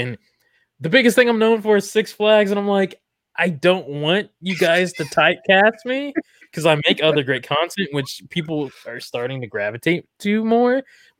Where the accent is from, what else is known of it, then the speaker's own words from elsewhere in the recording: Daytona Beach, Florida, United States; I grew up in Daytona Beach, Florida, where 45 minutes or so from Universal and Disney.